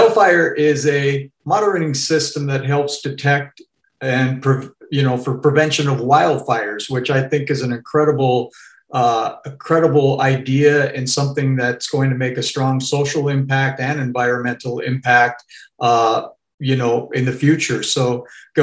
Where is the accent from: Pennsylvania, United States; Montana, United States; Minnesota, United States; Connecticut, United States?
Montana, United States; Northwest; also born or lived in Arizona; now in California, United States; I grew up in Northwest Montana